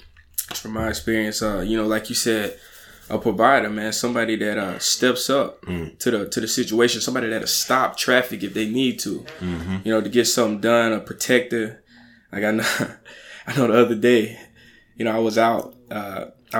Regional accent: Alabama, United States; moved away as an adult; now in New York, United States; So I'm from Alabama.

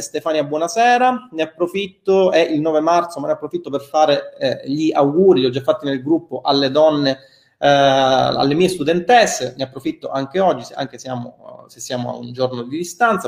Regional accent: Milan, Lombardy, Italy; accent: Milanese; il mio accento che si sente essere di Milano

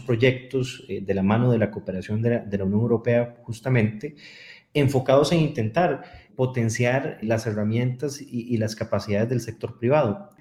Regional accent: Costa Rica; Soy economista costarricense

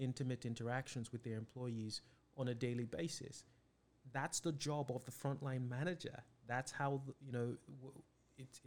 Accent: Nigeria; now in United States; I was born and raised in Nigeria

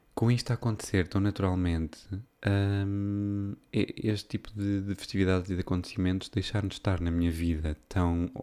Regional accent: Viseu, Portugal; now in Porto, Portugal; a festa da minha uh, terra. É? tipo, aquilo é uma localidade de Viseu

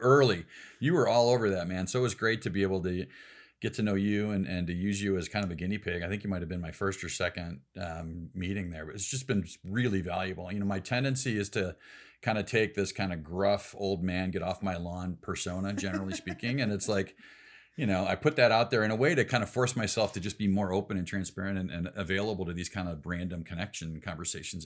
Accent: Elgin, Illinois, United States; now in Salt Lake City, United States; I grew up in Elgin, a big suburb out in the uh, kind of the last ditch of civilization between Chicago and Des Moines

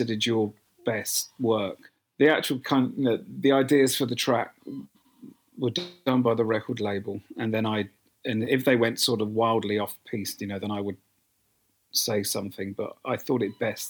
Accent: United Kingdom; being a Brit

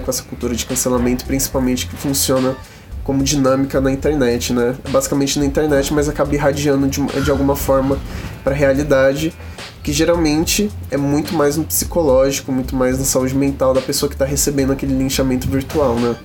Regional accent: Osasco, São Paulo, Brazil; Eu sou de Osasco

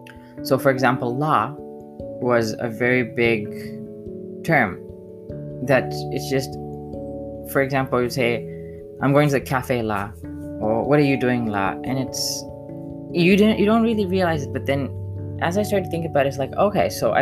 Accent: Zambia; I wasn't Zambian, but I was born in Zambia, and I was told that I was Zambian. I sung the Zambian national anthem. My friends were Zambian.

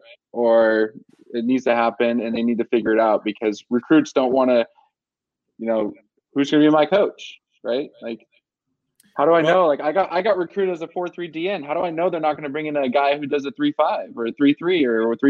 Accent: Southern California, United States; moved away as an adult; also born or lived in Tucson, Arizona; I'm from Southern California

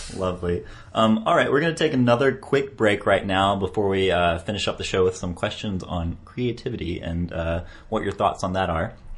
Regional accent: United States; for me as an American

